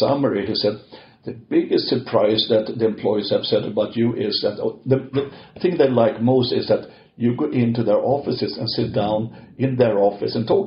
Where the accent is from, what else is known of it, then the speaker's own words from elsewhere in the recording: Stockholm, Stockholm County, Sweden; moved away; I'm from Stockholm, Sweden